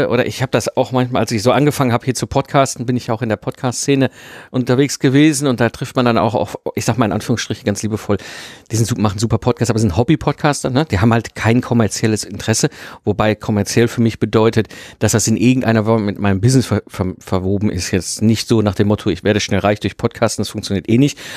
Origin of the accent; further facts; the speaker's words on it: North Rhine-Westphalia, Germany; ich komme ja aus dem Ruhrpott ursprünglich, ne? Also zwischen Kohle und Stahl aufgewachsen.